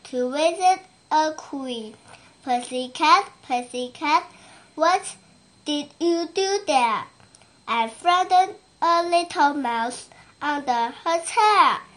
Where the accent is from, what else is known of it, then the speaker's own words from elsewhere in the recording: Shenzhen, Guangdong, China; English is a second language; I am five years old. I'm from Shenzhen.